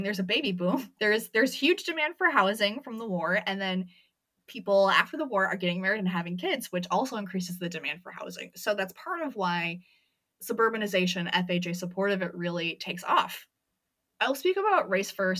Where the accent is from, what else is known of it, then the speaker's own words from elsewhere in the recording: Michigan, United States; now in Toronto, Canada; from my part of Michigan